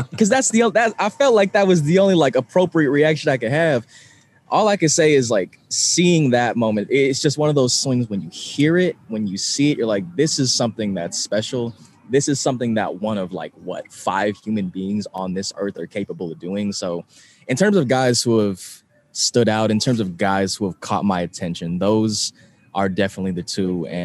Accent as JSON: {"language": "English", "region": "California", "country": "United States", "moved": "as an adult", "lives_now": "Bradenton, United States", "said": "I'm from California where it's like 65 degrees all the time."}